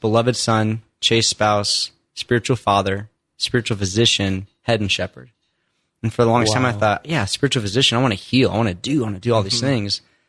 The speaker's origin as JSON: {"language": "English", "region": "Indiana", "country": "United States", "tie": "born or raised there", "said": "So I grew up in Indiana, only child, mom and dad, not really faith-filled, not baptized as a kid."}